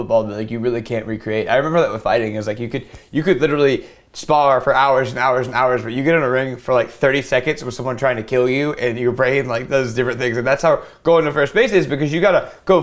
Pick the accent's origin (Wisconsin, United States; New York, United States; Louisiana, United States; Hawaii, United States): Louisiana, United States; I'm from Louisiana